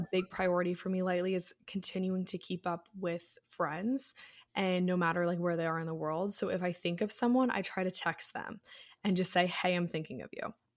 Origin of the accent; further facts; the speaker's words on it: Annapolis, Maryland, United States; I'm from Annapolis